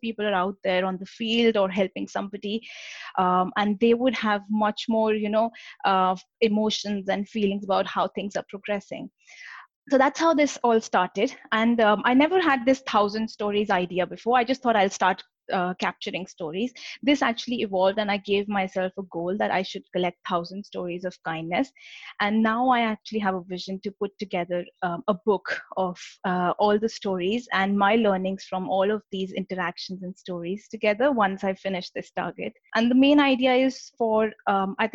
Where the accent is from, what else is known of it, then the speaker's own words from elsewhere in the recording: India; moved away as an adult; now in United Kingdom; I live in the UK and I was born and raised in India. I came to UK about 10 years ago for my undergraduate degree